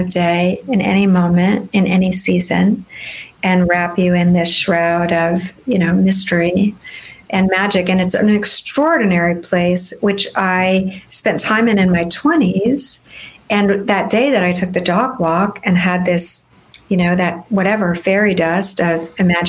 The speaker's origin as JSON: {"language": "English", "town": "Fresno", "region": "California", "country": "United States", "tie": "born or raised there", "said": "I grew up in California, but I grew up in a much less picturesque, shall we say, California. I grew up in the Cleveland of California, and it's called Fresno in the Central Valley"}